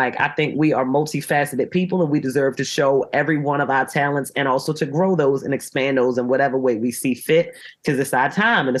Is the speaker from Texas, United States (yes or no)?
no; Baltimore, Maryland, United States; accent: Baltimore; moved away